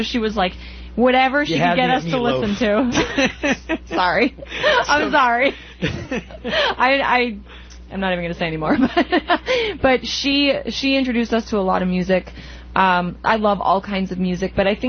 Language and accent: English; Boxford, Massachusetts, United States; moved away as an adult; now in Kittery, United States; I grew up in a small town in Mass, actually, in Boxford.